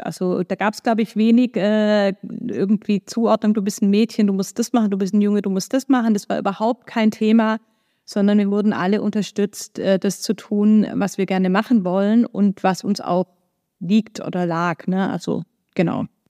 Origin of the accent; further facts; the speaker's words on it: Stuttgart, Baden-Württemberg, Germany; moved away as an adult; also born or lived in Ulm / United States; now in Hamburg, Germany; Geboren bin ich in Stuttgart, wie man mir vielleicht auch anhört. Also aus Baden-Württemberg komme ich, bin da auch aufgewachsen